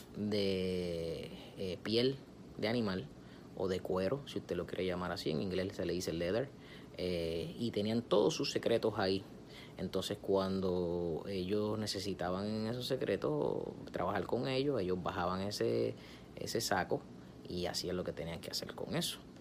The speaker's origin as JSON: {"language": "Spanish", "country": "Puerto Rico", "said": "yo soy puertorriqueño y yo como puertorriqueño"}